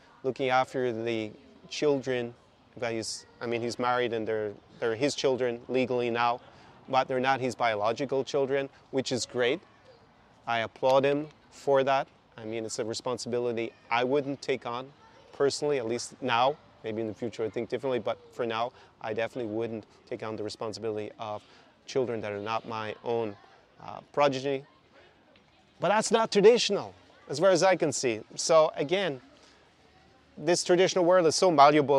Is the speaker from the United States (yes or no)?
no; Ireland; now in Ukraine; my home country, Ireland